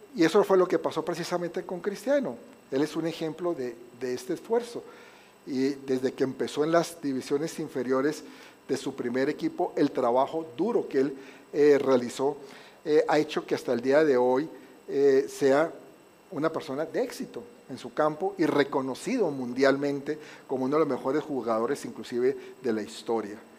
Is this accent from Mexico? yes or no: no; Colombia; moved away; es que en Colombia